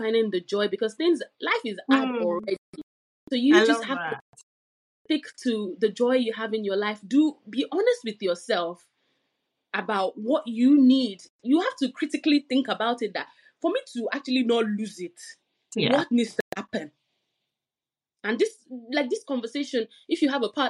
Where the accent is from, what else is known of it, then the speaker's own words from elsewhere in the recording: Nigeria; now in United Kingdom; I'm from Nigeria